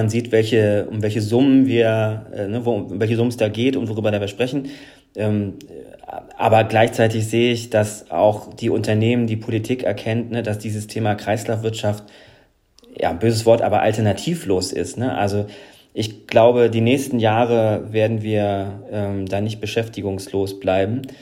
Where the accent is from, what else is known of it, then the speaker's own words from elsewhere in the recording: Northern Germany, Germany; now in Wuppertal, Germany; ich bin Norddeutscher, jetzt in Wuppertal.